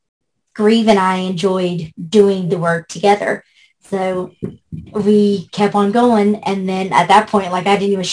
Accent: West Virginia, United States; born or raised there; also born or lived in Shreveport, Louisiana

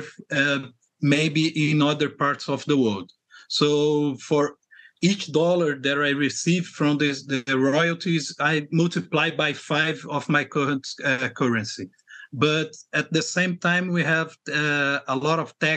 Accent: Rio de Janeiro, Brazil; I'm from Rio de Janeiro, Brazil, okay. Originally

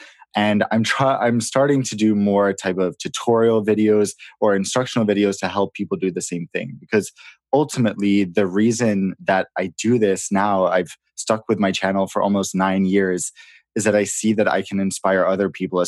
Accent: Sweden; also born or lived in London, United Kingdom; But I was born in London, actually. So I lived in the UK until I was 9. And then my parents got divorced. So my dad moved home to New York and I moved to my mom's hometown in Sweden.

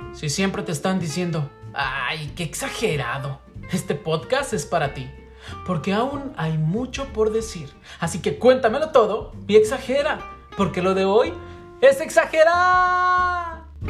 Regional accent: Mexico; moved away as an adult; cuando yo salí de México, ustedes saben que ya no vivo en México

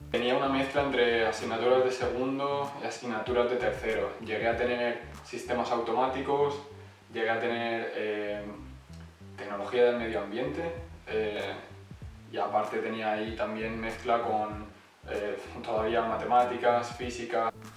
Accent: Elche, Valencian Community, Spain; moved away as an adult; now in Switzerland; soy de Elche, aunque fui a Valencia a estudiar

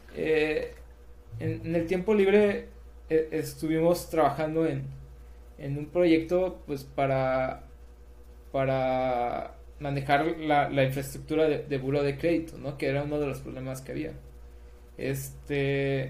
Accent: Mazatlán, Sinaloa, Mexico; also born or lived in Escuinapa, Sinaloa; yo soy sinaloense, o sea, de, yo nací en Espinapa, Sinaloa

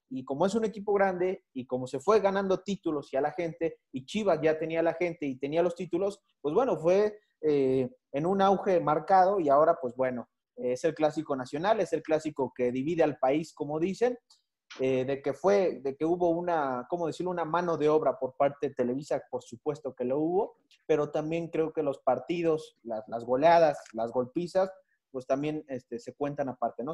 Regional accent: Mexico City, Mexico; la, ciudad de donde yo soy

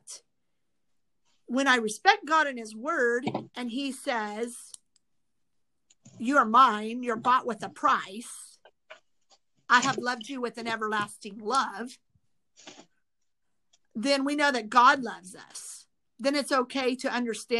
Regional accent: Midwest, United States; now in California, United States; I grew up in the Midwest

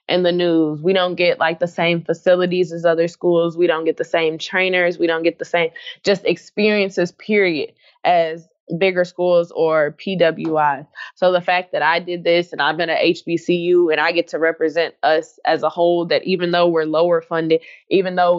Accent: Jacksonville, Arkansas, United States; originally, I'm from Jacksonville, Arkansas. So there's a very diverse culture. I went to school on the Air Force Base. So, you can imagine how diverse I grew up

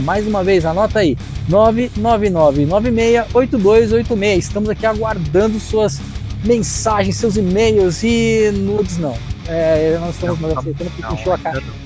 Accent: São Paulo, Brazil; eu sou de São Paulo

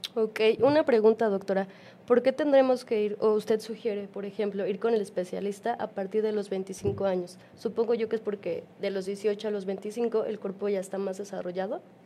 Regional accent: Mexico; como población mexicana

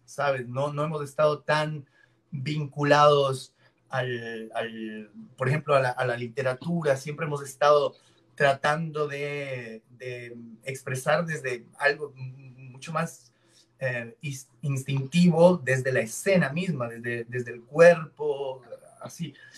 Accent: Cuenca, Azuay, Ecuador; now in Guayaquil, Ecuador; Yo no soy oriundo de Guayaquil, yo nací en Cuenca, yo nací en la montaña.

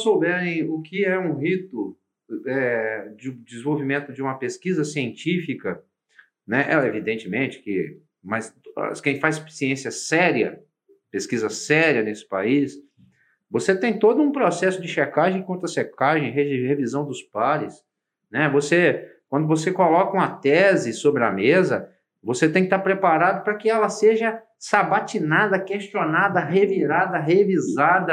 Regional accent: Minas Gerais, Brazil; Como bom mineiro

